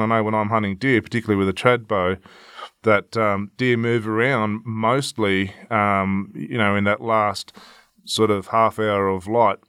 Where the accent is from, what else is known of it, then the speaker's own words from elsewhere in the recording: Victoria, Australia; my home state in Victoria